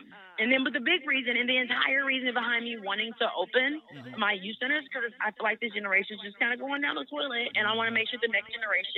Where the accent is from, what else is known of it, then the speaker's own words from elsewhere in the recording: Oakland, California, United States; moved away as an adult; now in Georgia, United States; I am from Oakland, California, born and raised